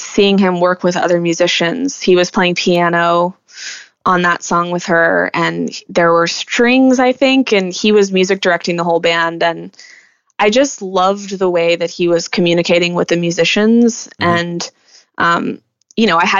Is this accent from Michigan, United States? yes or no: no; Texas, United States; moved away as an adult; Texas just is such a huge part of me, and it's my home. It's where I grew up